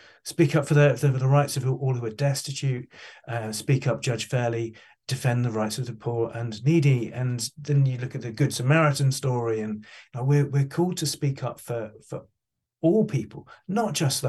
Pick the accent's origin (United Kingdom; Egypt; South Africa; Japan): United Kingdom; England; I'm British, Darren. I don't know if you picked that up. But I'm English, which means I'm really bad at asking for money.